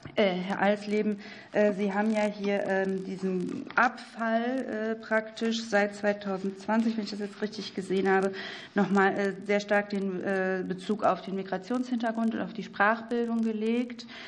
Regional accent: North Rhine-Westphalia, Germany; ich komme aus NRW

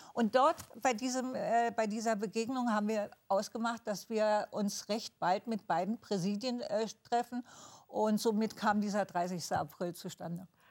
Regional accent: East Germany, Germany; bei uns im Osten

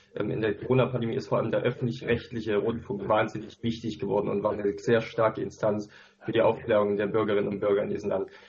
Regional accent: Thuringia, Germany; moved away; ich komme selber ursprünglich aus Thüringen

